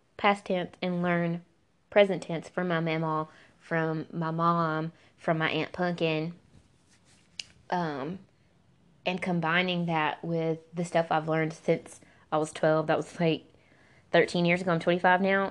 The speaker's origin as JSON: {"language": "English", "region": "the American South", "country": "United States", "said": "as a Southerner"}